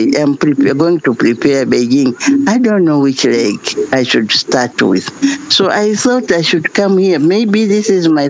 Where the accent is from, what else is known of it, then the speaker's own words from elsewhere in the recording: Tanzania; from Tanzania